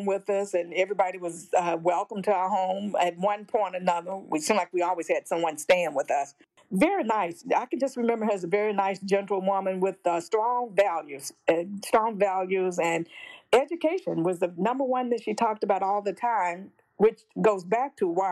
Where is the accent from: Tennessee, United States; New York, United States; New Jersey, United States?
Tennessee, United States; Jackson; moved away as an adult; also born or lived in Alaska / Illinois; I grew up in Jackson, Tennessee, Madison County, small town.